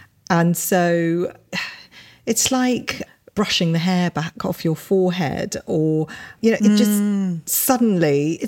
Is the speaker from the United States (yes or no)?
no; England, United Kingdom; we grew up in Britain at, you know, probably quite a difficult time because we always felt very conscious that we were Indian. But at the same time, we were born here. So we did feel very British.